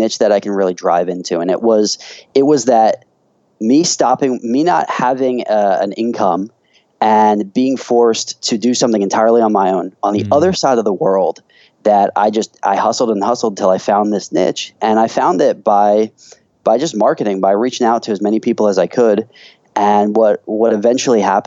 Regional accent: United States; moved away as an adult; now in China; I'm originally from America

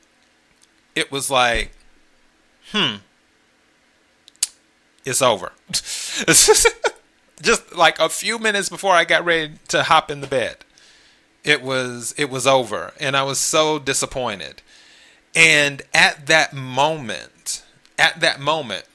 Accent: the Carolinas, United States; moved away; also born or lived in Los Angeles / Miami; originally, I'm from the Carolinas, so I'm a Carolina kid

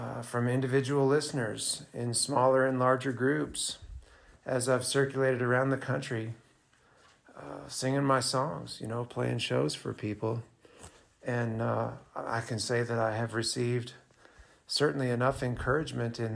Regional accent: Montana, United States; growing up in Montana, we don't have any music industry in Montana

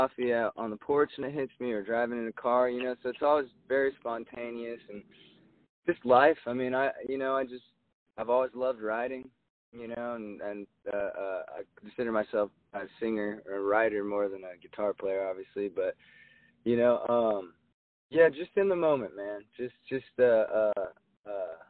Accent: Jacksonville, Oregon, United States; moved away; My hometown, I'm from Jacksonville, which is about 6 miles outside of Medford

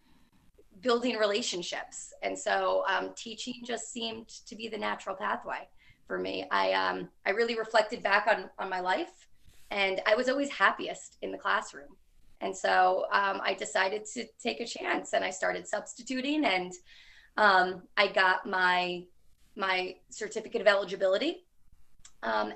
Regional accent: Rutherford, New Jersey, United States; I grew up in Rutherford, New Jersey, which had some really great schools

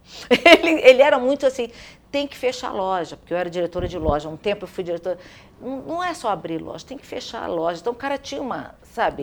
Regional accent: Rio de Janeiro, Brazil; also born or lived in Santos; eu vim para o Rio de Janeiro, é, eu era jovem, muito pequena, três anos e meio, eu fui para uma casa na Tijuca

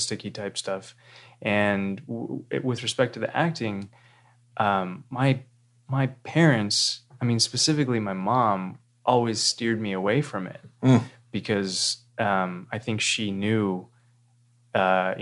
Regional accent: Fresno, California, United States; now in San Diego, United States; I was born in Central California, the Fresno area

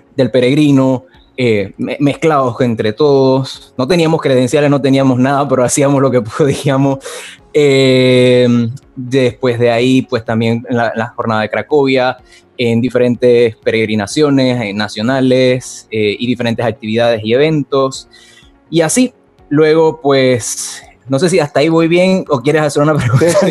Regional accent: Panama; En el 2011 llegué al provincial de Panamá

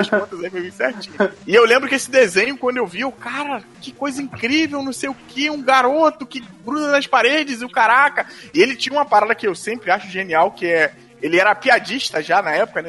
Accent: Rio de Janeiro, Brazil; eu sou aqui do Rio, lá de Madureira, né? Fui criado, nascido e criado em Madureira

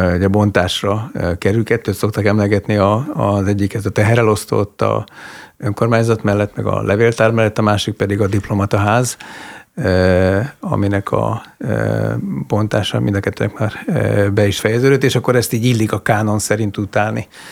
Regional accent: Miskolc, Borsod-Abaúj-Zemplén, Hungary; Miskolcon cseperedtem

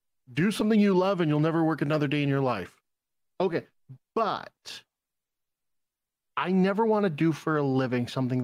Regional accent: Southern California, United States; I grew up in Southern California

